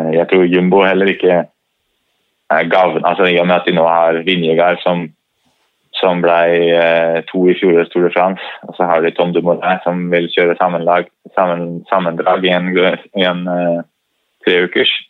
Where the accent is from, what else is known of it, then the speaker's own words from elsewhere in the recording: Norway; man har jo ski litt i blodet som nordmann